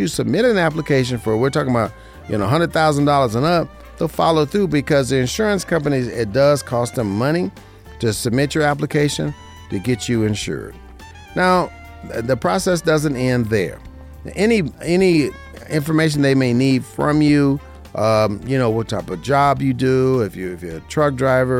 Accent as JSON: {"language": "English", "town": "Las Vegas", "region": "Nevada", "country": "United States", "tie": "born or raised there", "said": "This is my hometown, born and raised in Las Vegas, Nevada, in the 89106"}